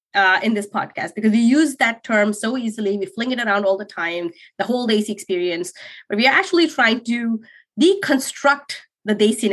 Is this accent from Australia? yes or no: no; Saudi Arabia; now in Canada; when I moved to Canada, so I grew up in Saudi Arabia.